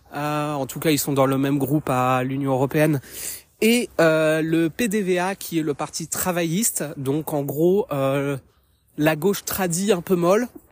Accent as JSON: {"language": "French", "country": "France", "moved": "as an adult", "lives_now": "Haarlem, Netherlands", "said": "je suis française d'origine, mais je vis actuellement aux Pays-Bas depuis bientôt"}